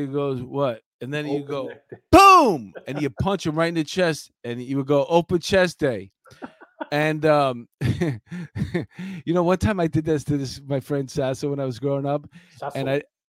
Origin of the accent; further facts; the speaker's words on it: New York City, New York, United States; as a New Yorker that I grew up here